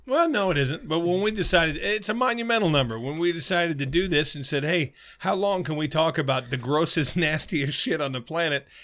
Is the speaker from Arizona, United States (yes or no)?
yes; Arizona, United States; I'm from Arizona.